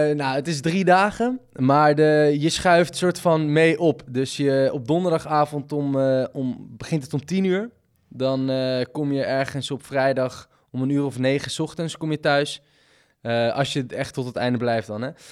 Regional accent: Amsterdam, North Holland, Netherlands; moved away as an adult; now in Groningen, Netherlands; ik ben nu opgegroeid in Amsterdam

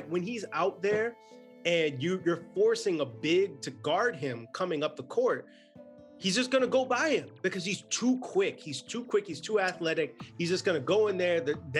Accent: Chicago, Illinois, United States; I'm from the Midwest. I'm from Chicago

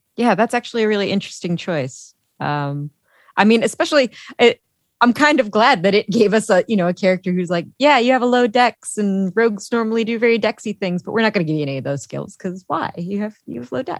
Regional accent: Chicago, Illinois, United States; I'm from Chicago

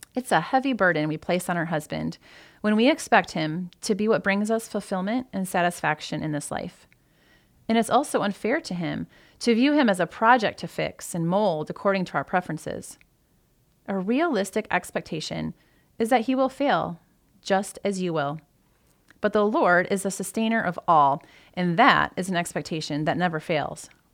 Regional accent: Michigan, United States; moved away as an adult; also born or lived in Maryland / Toledo, Ohio; I grew up in Michigan, so moving to Ohio

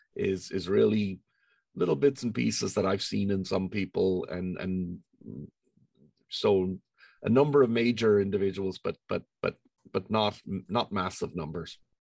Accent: Ireland; moved away as an adult; I was born in Ireland and um, grew up there uh, through all of my schooling and my undergraduate degrees

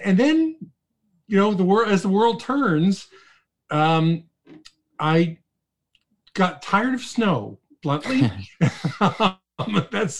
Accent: Toronto, Ontario, Canada; also born or lived in Calgary, Alberta / Ottawa; I was born and raised in Toronto

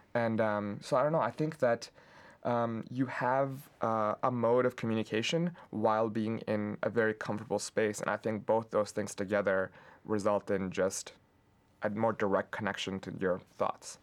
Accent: Pakistan; now in Lansing, United States; I grew up in Pakistan

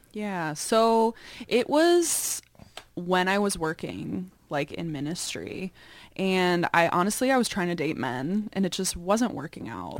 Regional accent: Chicago, Illinois, United States; I grew up in the suburbs of Chicago, Northwest suburbs

